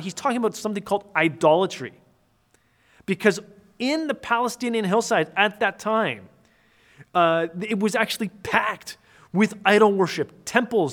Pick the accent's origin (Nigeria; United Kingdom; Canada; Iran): Canada; near Toronto, Ontario; I was born and raised, uh, near Toronto, Canada.